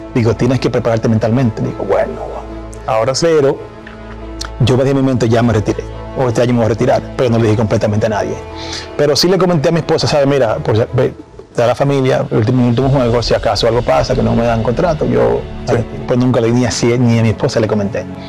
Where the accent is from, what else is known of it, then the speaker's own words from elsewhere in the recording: Dominican Republic; estar en esos cinco dominicanos en el Salón de la Fama